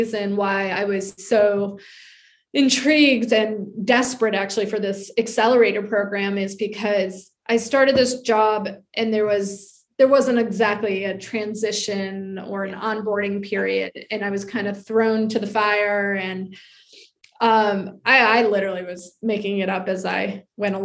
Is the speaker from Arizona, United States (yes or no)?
no; New York, United States; moved away as an adult; now in Charleston, United States; I'm from New York.